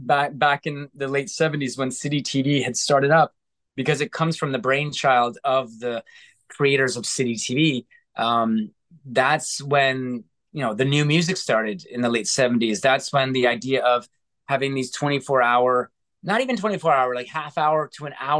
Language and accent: English; Canada; as a Canadian kid